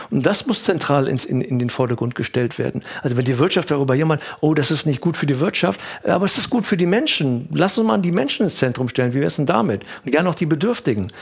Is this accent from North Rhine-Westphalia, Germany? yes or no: yes; Cologne, North Rhine-Westphalia, Germany; Ich bin in Köln geboren, und aufgewachsen